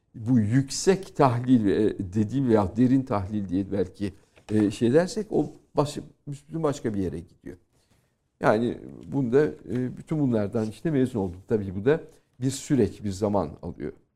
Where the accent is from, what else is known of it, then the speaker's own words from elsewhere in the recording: Turkey; moved away as an adult; now in France; benim doğup büyüdüğüm kültür